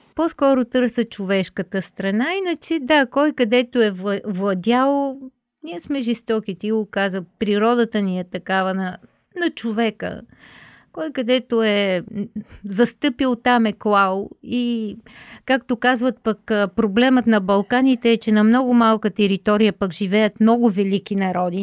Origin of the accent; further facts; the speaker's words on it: Bulgaria; да си останем българи